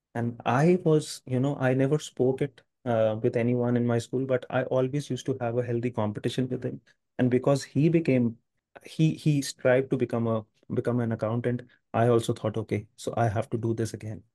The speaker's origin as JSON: {"language": "English", "country": "India", "tie": "born or raised there", "said": "I'm from India. I, I have lived all, all my life in India"}